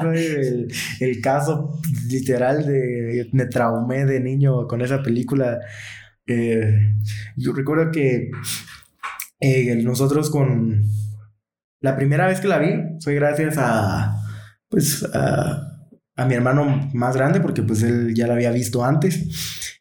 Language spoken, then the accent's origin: Spanish; Guatemala; somos de Guatemala